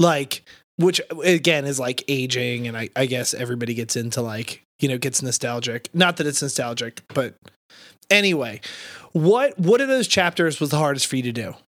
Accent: New Jersey, United States; moved away; I'm from South Jersey

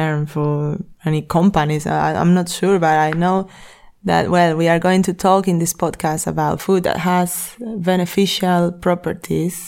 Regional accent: Madrid, Community of Madrid, Spain; I'm from Madrid

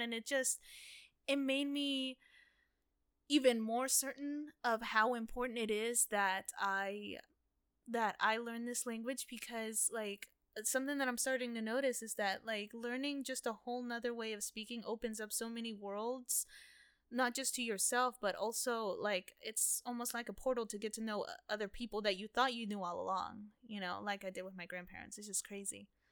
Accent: United States; first language Spanish; English is a second language; I grew up here in America, only knowing Spanish

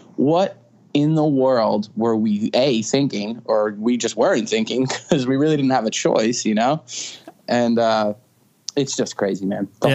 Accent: Stony Brook, New York, United States; I was born in Stony Brook. It's uh, in Suffolk County on Long Island, and uh, you know, I'm born and raised Long Island.

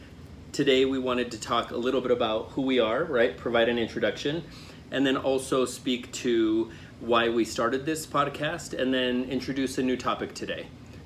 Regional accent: Fort Collins, Colorado, United States; born there; also born or lived in Zacatecas / Nebraska / New Mexico; I was born in Fort Collins, Colorado, but I've lived in Zacatecas in Mexico. I've lived in Nebraska, New Mexico, and Colorado, and I call Colorado home.

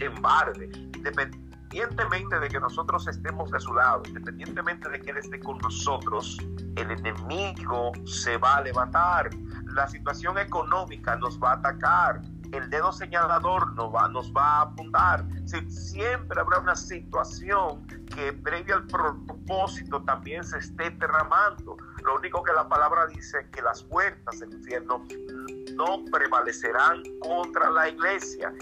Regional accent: Santo Domingo Este, Distrito Nacional, Dominican Republic; vivo en Santo Domingo y nací precisamente en Santo Domingo

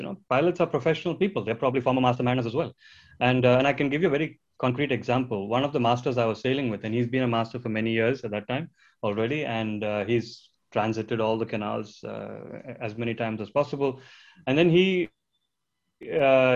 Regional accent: India; I come from India.

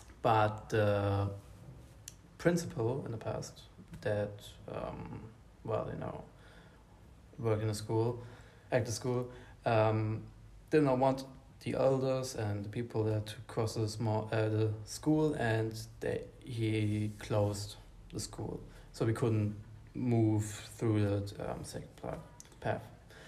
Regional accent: London, United Kingdom; I'm from London, Great Britain. I studied history at the London University and went to the home place of my father in Nigeria

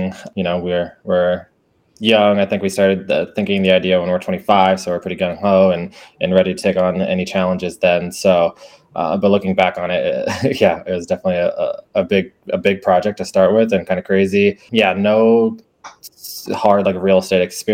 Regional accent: Iowa, United States; I have born and raised in Iowa, actually. So, still in Iowa now

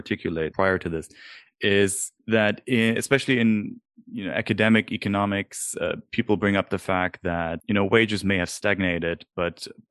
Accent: Germany; moved away; I'm from Germany.

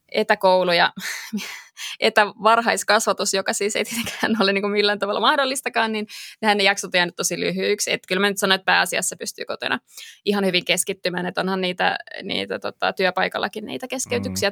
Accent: Espoo, Uusimaa, Finland; mä oon syntyperäinen espoolainen

